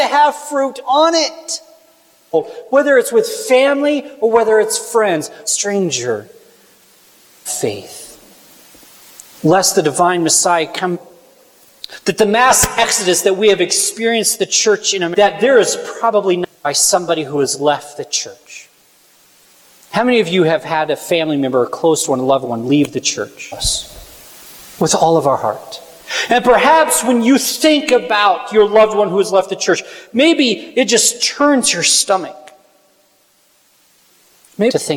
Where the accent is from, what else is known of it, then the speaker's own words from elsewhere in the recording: Kansas, United States; I'm from Kansas